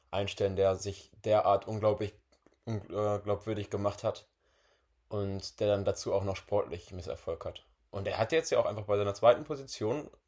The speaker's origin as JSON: {"language": "German", "town": "Bochum", "region": "North Rhine-Westphalia", "country": "Germany", "said": "Man war ja wirklich als Bochumer schon Leid erfahren vorher."}